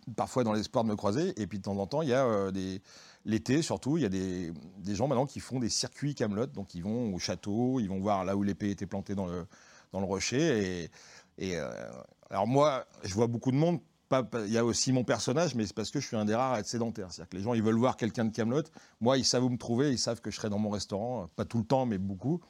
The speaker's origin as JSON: {"language": "French", "town": "Lyon", "region": "Auvergne-Rhône-Alpes", "country": "France", "said": "on est tous, enfin beaucoup, on est lyonnais, voire, Lyon centre"}